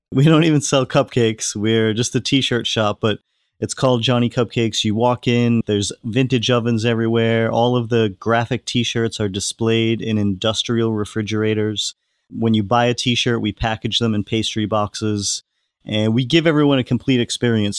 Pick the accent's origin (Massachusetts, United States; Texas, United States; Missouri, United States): Massachusetts, United States; Hull; my hometown in Hull, Massachusetts, which is 45 minutes south of Boston